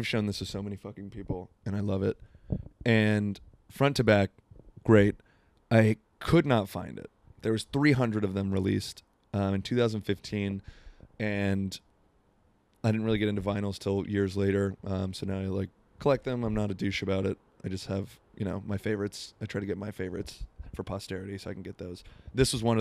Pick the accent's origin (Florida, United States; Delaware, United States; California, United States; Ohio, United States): Florida, United States; now in Seattle, United States; Growing up in Florida